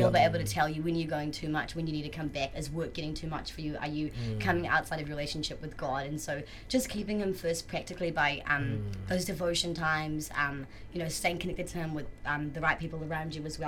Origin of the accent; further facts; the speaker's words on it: South Africa; I'm full South African.